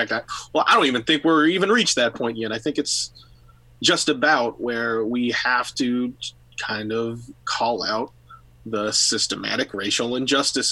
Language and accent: English; San Francisco, California, United States; being born and raised in San Francisco